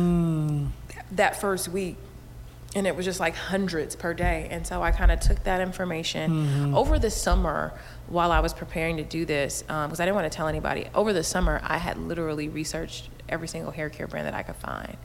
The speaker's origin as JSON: {"language": "English", "town": "Inglewood", "region": "California", "country": "United States", "tie": "born or raised there", "also_born_or_lived": "San Francisco / New York", "said": "I grew up in Inglewood"}